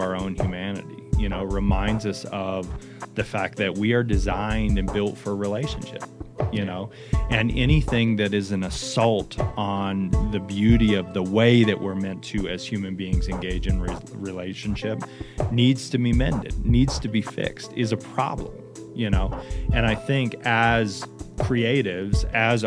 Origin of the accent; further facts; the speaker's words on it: United States; as an American citizen